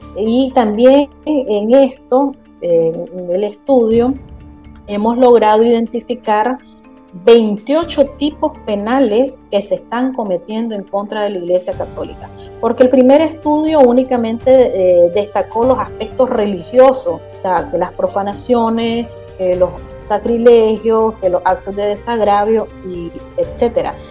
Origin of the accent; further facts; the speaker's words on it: Nicaragua; nosotros como ciudadanos nicaragüenses